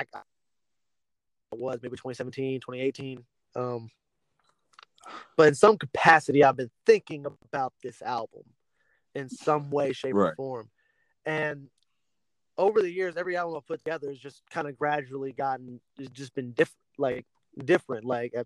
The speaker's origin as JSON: {"language": "English", "town": "Lafayette", "country": "United States", "tie": "born or raised there", "said": "my hometown and the area that we're from"}